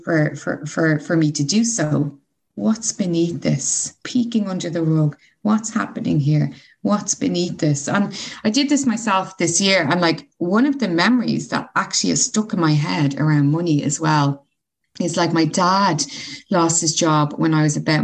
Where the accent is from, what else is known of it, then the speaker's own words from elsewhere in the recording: Ireland; as an Irish person